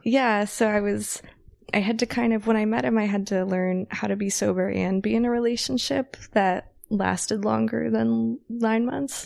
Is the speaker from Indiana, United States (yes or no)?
no; north of Sacramento, Northern California, United States; also born or lived in San Francisco Bay Area / Los Angeles; now in Las Vegas, United States; I'm originally from Northern California